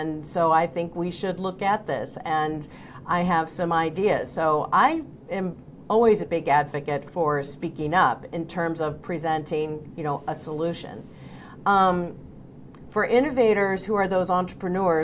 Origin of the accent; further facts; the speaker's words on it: Oregon, United States; moved away; I'm originally from Oregon